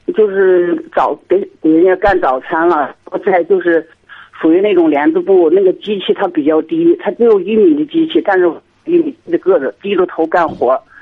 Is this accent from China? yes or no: yes; Henan, China; 我是河南这边的